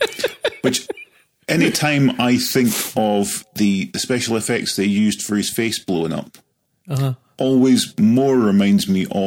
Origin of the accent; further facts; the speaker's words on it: Scotland, United Kingdom; as being Scottish